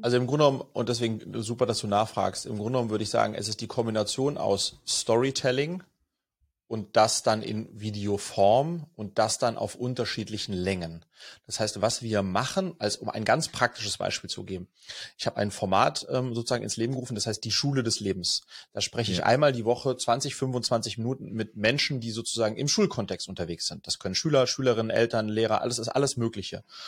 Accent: Sweden; also born or lived in France; now in Germany; ich bin in Schweden geboren, Skandinavien kenne ich also gut

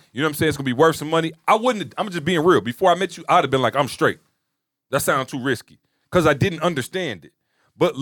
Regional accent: Lansing, Michigan, United States; I'm from Lansing

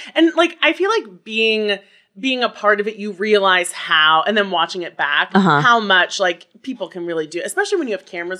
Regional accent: United States; moved away as an adult; now in New York, United States; I grew up just outside of Washington, D.C.

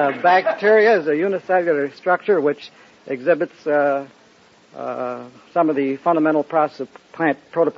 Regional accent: Santa Monica, California, United States; Santa Monica.

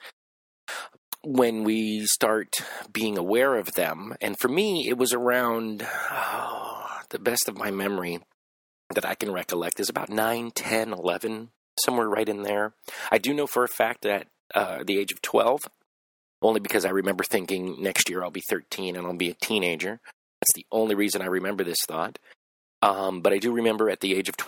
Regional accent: Los Angeles, California, United States; I grew up in Los Angeles

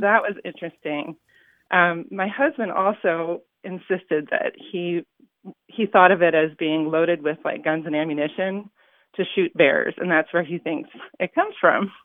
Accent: California, United States; I was raised in California

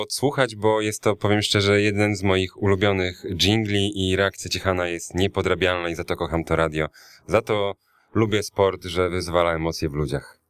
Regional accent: Białystok, Podlaskie Voivodeship, Poland; moved away as an adult; also born or lived in Ełk; jak najbardziej pochodzę z Białego Stoku, mimo że urodziłem się w Ełku. E, s- tam mieszkałem przez dziewiętnaście lat swojego życia, więc nie da się wyprzeć tego, tej podlaskości ze mnie

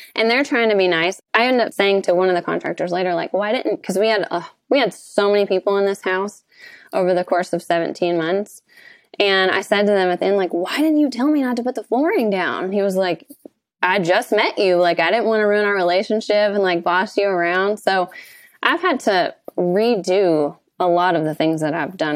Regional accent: Kentucky, United States; We have a ten-unit resort on the lake that we do short-term rentals here in my hometown

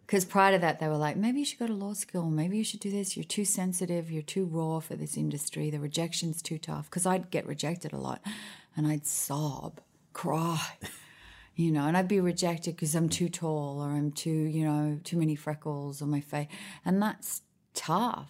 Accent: Sydney, New South Wales, Australia; moved away as an adult; also born or lived in Honolulu, Hawaii / Washington, D.C.; now in Nashville, United States; I was born in Hawaii, Honolulu. I spent, I think it was about a year, two years there, maybe three. And then we moved to Washington, D.C., where my dad was doing his PhD at the Institute of Health. And then we moved back to Australia

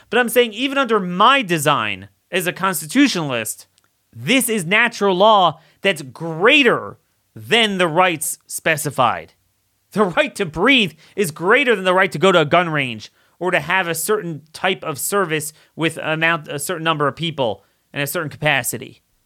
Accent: Maryland, United States; my home state of Maryland

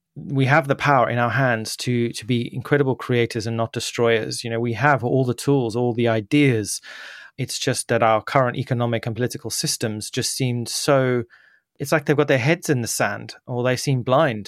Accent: Zimbabwe; moved away; I was born there in Zimbabwe

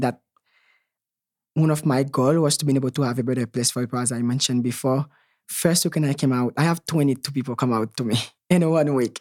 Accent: Haiti; moved away; growing up in Haiti

